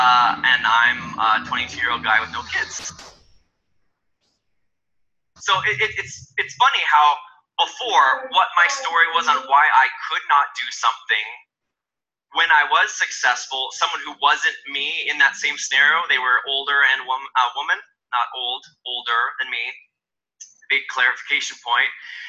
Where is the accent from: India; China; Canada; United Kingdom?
Canada; I'm Canadian, so I started building before Canada was launched as an official market.